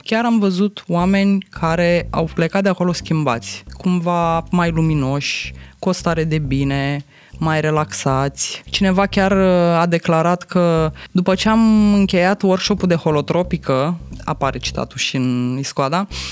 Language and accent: Romanian; Romania; noi ca români